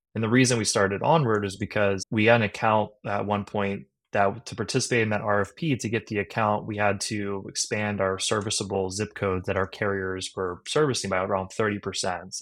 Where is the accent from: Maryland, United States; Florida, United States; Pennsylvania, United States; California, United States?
Maryland, United States; Harford County; I grew up in, in Maryland, in Hartford County, Maryland